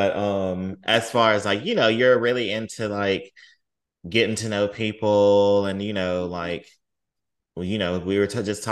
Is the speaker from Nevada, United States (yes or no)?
no; Mississippi, United States; growing up in Mississippi